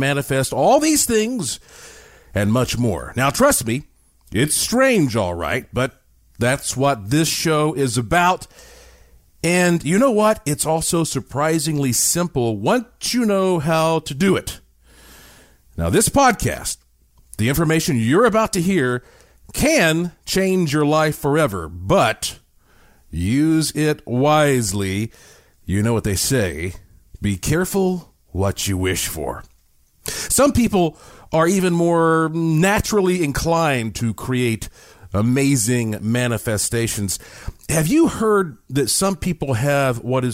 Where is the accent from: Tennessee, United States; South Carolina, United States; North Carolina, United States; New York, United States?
North Carolina, United States; Asheville; I grew up in Asheville, North Carolina